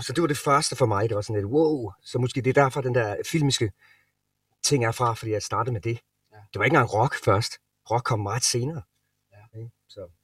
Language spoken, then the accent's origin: Danish; Sønderborg, Southern Denmark, Denmark; moved away as an adult; also born or lived in Los Angeles, United States; now in Copenhagen, Denmark; Sønderborg, hvor jeg er fra, som er syd øh, Jylland, Sønderjylland